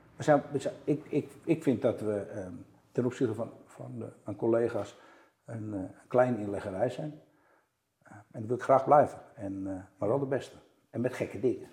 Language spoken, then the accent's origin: Dutch; Amsterdam, North Holland, Netherlands; ik ben Amsterdammer